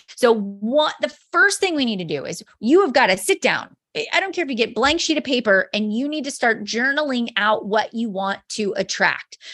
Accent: Mars, Pennsylvania, United States; I am a mom from Mars, Pennsylvania

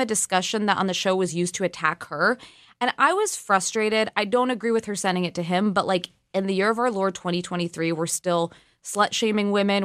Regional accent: California, United States; now in Washington, D.C., United States; as a Californian.

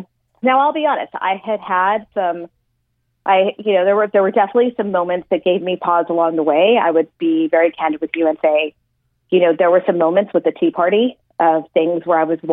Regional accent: El Paso, Texas, United States; moved away; my hometown of El Paso

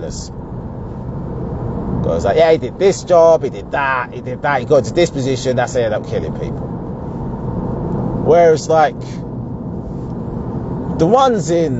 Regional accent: Essex, East of England, United Kingdom; I'm from Essex.

